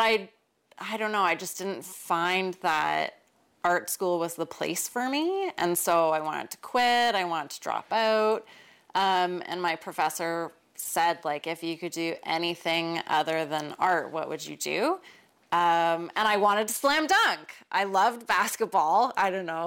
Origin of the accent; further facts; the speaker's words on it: Winnipeg, Manitoba, Canada; My upbringing, well, I grew up in Winnipeg and being one of four kids